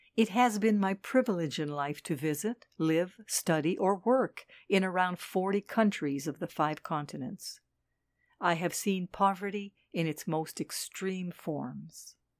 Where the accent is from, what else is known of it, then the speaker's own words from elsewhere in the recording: Switzerland; moved away as an adult; also born or lived in Dakar, Senegal; in my home country, Switzerland